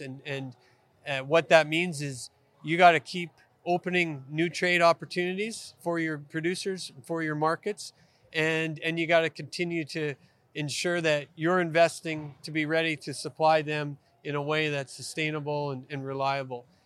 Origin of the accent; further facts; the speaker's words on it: Western Canada, Canada; moved away as an adult; now in Australia; I grew up in Western Canada, grew up on a family farm